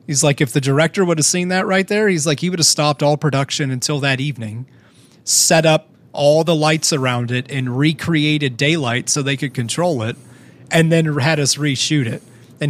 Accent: Canton, Ohio, United States; I'm from Canton, Ohio.

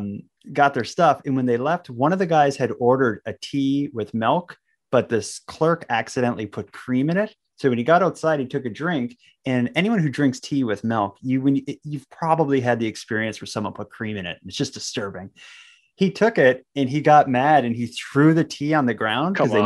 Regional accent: North Sydney, Nova Scotia, Canada; in the area that Donnie and I grew up in Cape Breton, in North Sydney

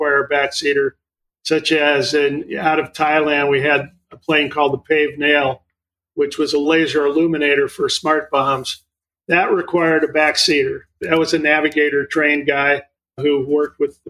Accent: Malibu, California, United States; also born or lived in Santa Cruz, California / Oregon; I'm a California kid. I grew up mostly in Malibu and graduated from Santa Cruz High School.

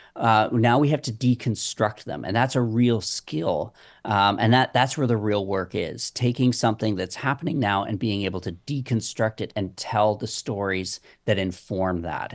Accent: Waterdown, Ontario, Canada; my hometown is watered down

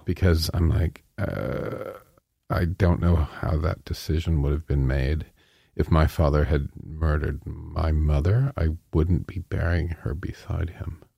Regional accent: Ontario, Canada; I'm from Ontario

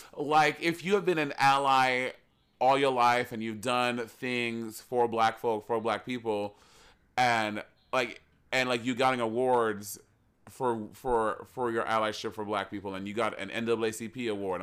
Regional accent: New York City, New York, United States; growing up in New York City

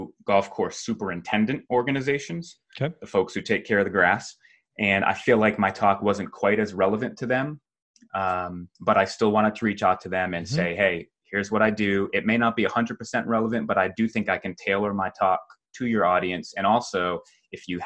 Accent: New England, United States; moved away; I was born and raised in New England, still visit Massachusetts a couple times a year to visit my parents.

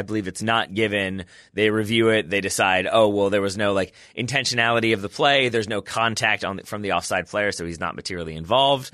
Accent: United States; I'm American

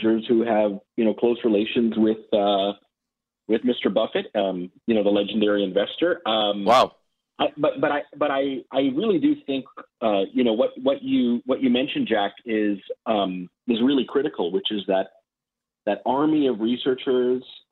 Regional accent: Canada; moved away as an adult; also born or lived in Ottawa / Montreal; now in Boston, United States; I'm Canadian

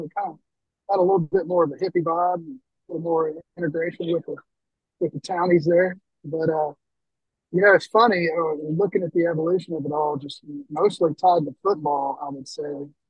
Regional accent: Beaumont, Texas, United States; Beaumont, Texas.

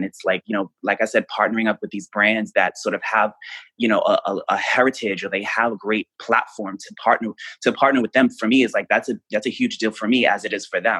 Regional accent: Queens, New York, United States; like I'm from Queens, I'm from New York City. Like for me, like I didn't grow up with a silver spoon in my mouth.

